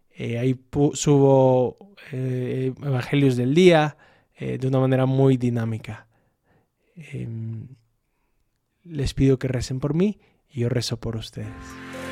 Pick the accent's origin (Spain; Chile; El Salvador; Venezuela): El Salvador; now in Aguascalientes, Mexico; Soy del Salvador